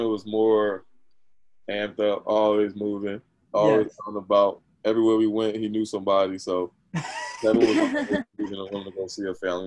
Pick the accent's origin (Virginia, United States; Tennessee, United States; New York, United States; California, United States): Virginia, United States; also born or lived in North New Jersey; I think I was eight when I moved to Virginia